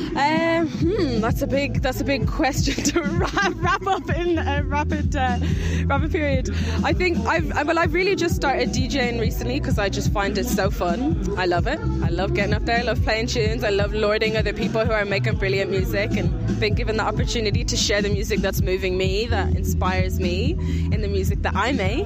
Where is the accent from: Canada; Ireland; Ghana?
Ireland; Like we're all Irish, we're all very proud to be Irish, we all grew up here.